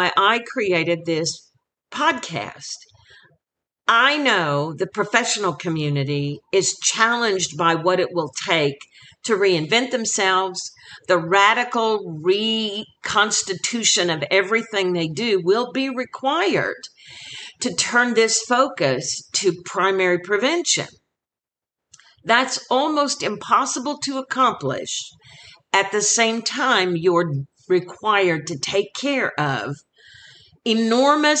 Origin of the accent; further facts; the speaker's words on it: Oklahoma, United States; my home state of Oklahoma